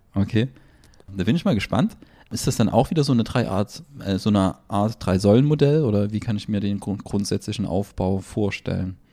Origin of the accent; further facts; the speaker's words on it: Germany; bei uns in Deutschland